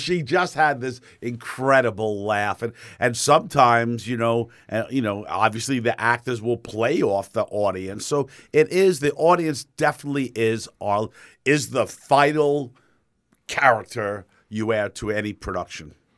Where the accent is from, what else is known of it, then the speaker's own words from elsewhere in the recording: New York, United States; moved away as an adult; now in Fort Myers, United States; as a New Yorker